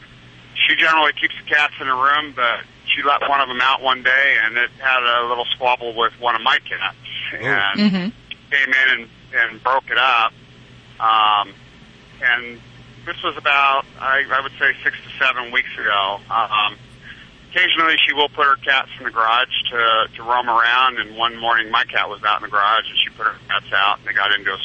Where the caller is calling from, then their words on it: Gilroy, California, United States; I'm calling from Gilroy, California.